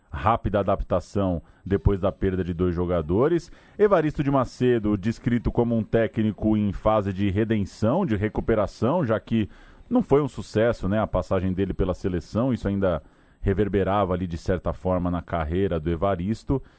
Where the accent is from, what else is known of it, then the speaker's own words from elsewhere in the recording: São Bernardo do Campo, São Paulo, Brazil; na minha infância em São Bernardo, a gente saía meio-dia para ir no jogo.